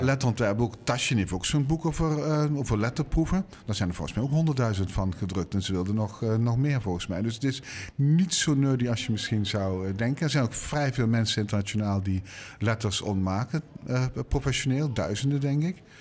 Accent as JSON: {"language": "Dutch", "region": "Limburg", "country": "Netherlands", "said": "ik ben Limburger"}